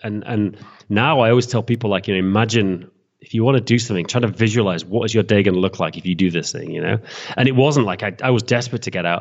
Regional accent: England, United Kingdom; moved away as an adult; now in Prague, Czech Republic; I'm from England

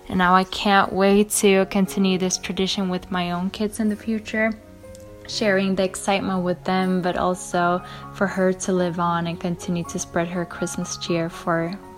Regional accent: Sweden; I'm from Sweden.

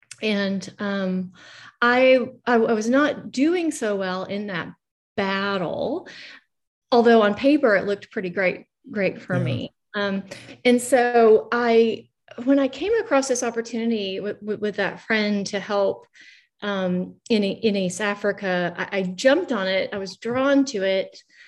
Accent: Australia; born there; I was born in Australia, in a hippie community, right? So we lived off the grid, no electricity or running water.

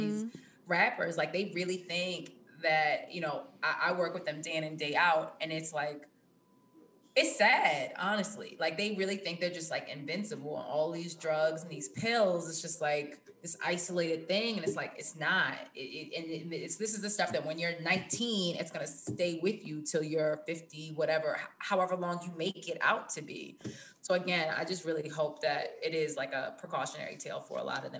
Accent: East Coast, United States; especially like growing up on the East Coast, like I remember looking through the booklet

